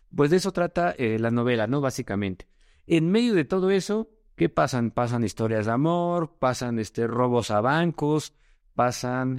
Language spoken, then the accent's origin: Spanish; Mexico; decimos en México, muy X